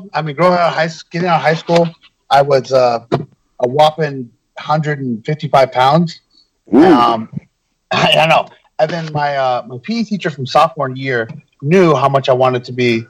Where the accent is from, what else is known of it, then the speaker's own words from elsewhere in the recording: Chico, California, United States; I actually ran my own promotion in Chico, California for a little bit, and I got him to come out there. I got to work one of my idols and favorites in wrestling in my hometown